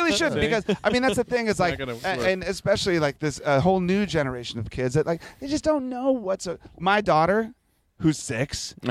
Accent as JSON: {"language": "English", "town": "Washington", "region": "District of Columbia", "country": "United States", "tie": "born or raised there", "said": "Because you know, I grew up in the Washington D.C. area. And so the bands that I first started playing in were hardcore punk rock bands in the early 80s."}